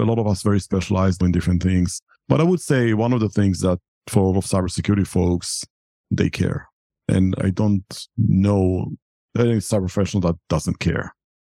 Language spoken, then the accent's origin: English; Israel; moved away as an adult; I'm originally from Israel and I served in the military in Israel.